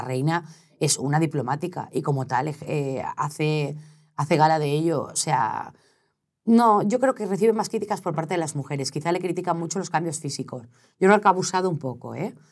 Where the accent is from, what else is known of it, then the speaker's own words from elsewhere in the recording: Valencia, Valencian Community, Spain; also born or lived in Sueca; now in Madrid, Spain; Es que los valencianos somos un poco así, ¿eh? soy valenciana